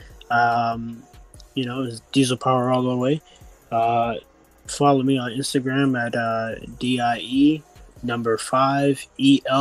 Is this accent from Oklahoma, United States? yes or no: no; Orlando, Florida, United States; my hometown, Orlando